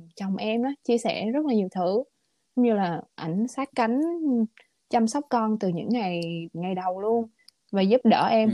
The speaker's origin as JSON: {"language": "Vietnamese", "country": "Vietnam", "moved": "as an adult", "lives_now": "United States", "said": "lúc em ở Việt Nam"}